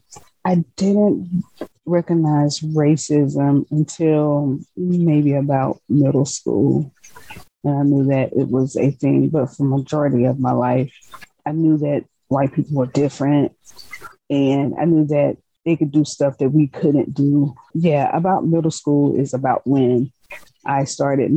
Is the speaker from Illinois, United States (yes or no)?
no; Decatur, Georgia, United States; also born or lived in Shreveport, Louisiana; I live in Atlanta, but I was born in Shreveport, Louisiana, but I was raised in Decatur, Georgia